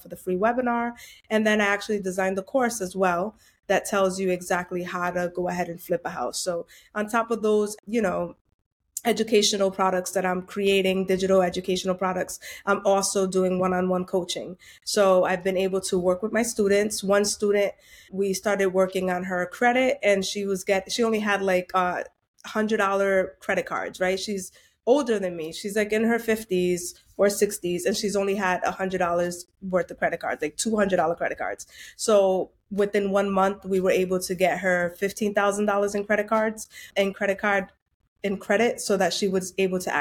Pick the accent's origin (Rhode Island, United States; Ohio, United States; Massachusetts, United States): Rhode Island, United States; Providence; I'm born and raised in Providence, Rhode Island. My parents are Dominican